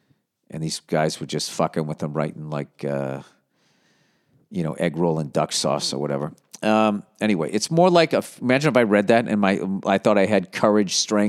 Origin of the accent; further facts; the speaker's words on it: Sichuan, China; born there; English is a second language; Obviously, I was born in Sichuan, but I have been to many different places in China, so I know lots of people over the country.